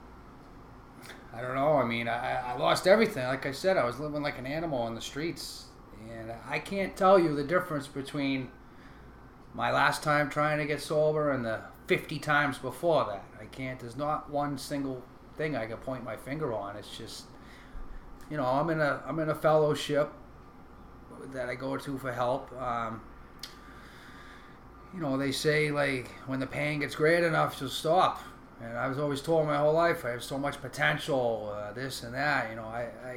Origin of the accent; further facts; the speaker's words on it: Rowley, Massachusetts, United States; also born or lived in Newburyport, Massachusetts; I was born in 1980 in Newburyport, Mass. Small town on the North Shore here. And I grew up in Rowley, Mass., right next to Newburyport.